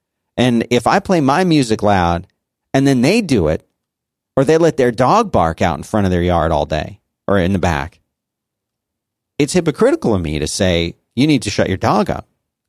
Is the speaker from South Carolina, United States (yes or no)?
no; Florida, United States; And the funny thing is, like, growing up in South Florida, it was not like that.